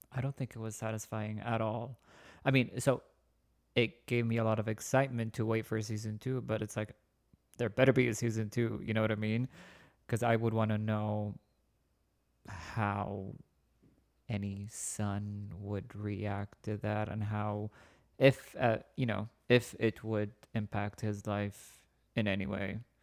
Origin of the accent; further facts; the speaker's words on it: Saudi Arabia; moved away; I'm originally from Saudi Arabia